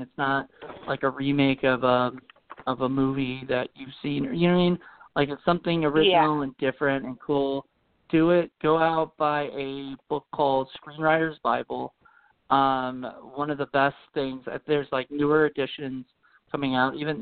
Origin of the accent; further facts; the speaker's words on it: Williamsburg, Virginia, United States; I grew up in Williamsburg, Virginia, and born and raised and lived here